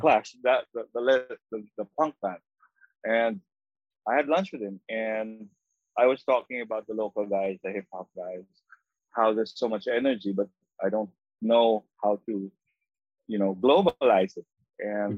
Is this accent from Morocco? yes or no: no; Philippines; I'm a Filipino, mm I've traveled uh, 13 hours from Manila